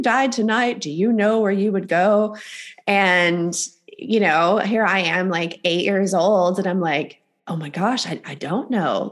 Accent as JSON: {"language": "English", "area": "the Bible Belt", "region": "the South", "country": "United States", "tie": "born or raised there", "said": "I was raised in the South, um, in the Bible Belt"}